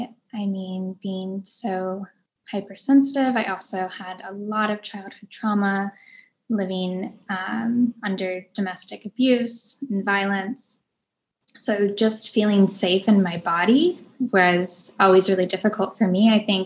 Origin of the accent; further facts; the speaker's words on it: New Orleans, Louisiana, United States; also born or lived in Florida / Mississippi; But growing up in New Orleans definitely made a huge imprint in my life as well, because the spirit is definitely very alive there, and the spirit of music and the spirit of joy and the spirit of the other worlds.